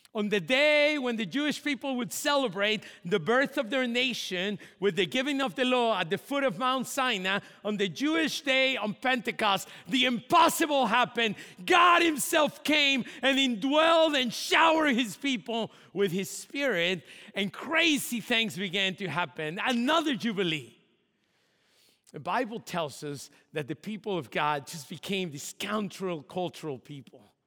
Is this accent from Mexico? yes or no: yes; Mexico; moved away; my hometown in Mexico